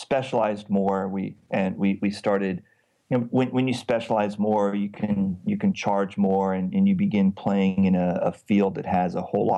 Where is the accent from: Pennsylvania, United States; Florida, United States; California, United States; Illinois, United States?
California, United States; moved away as an adult; also born or lived in Washington State; now in Istanbul, Turkey; I am a Californian who lived many years in Washington State, and now I live in Istanbul, Turkey